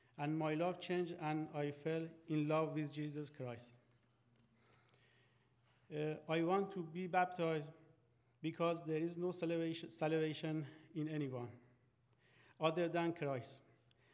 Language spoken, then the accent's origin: English; Iran; moved away as an adult; I'm from Iran